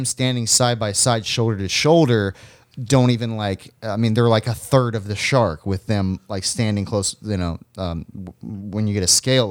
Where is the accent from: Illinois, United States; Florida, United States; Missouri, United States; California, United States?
Florida, United States; growing up in Florida